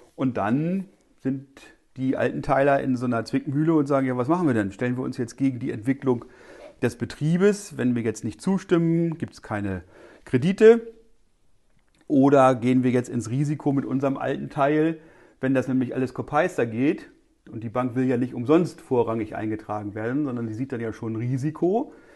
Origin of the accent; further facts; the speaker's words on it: northwest Germany, Germany; bei uns in Nordwestdeutschland, wo wir die Höfeordnung haben